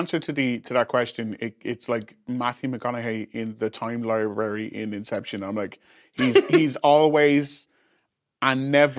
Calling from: Ireland; I am calling from Ireland

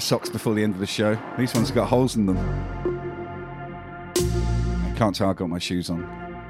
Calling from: Brisbane, Queensland, Australia; I'm streaming from Brisbane in Australia.

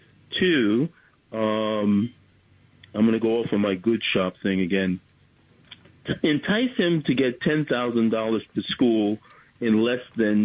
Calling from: Bronx, New York, United States; …, Bronx, New York.

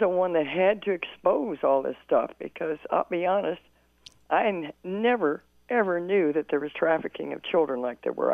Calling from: Tampa, Florida, United States; I'm from the Tampa Bay area in mm-hmm. Florida

